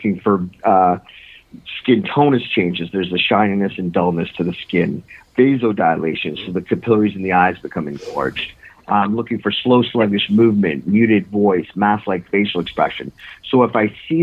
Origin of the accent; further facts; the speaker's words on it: Northern Ontario, Canada; now in Toronto, Canada; I grew up actually in Northern Ontario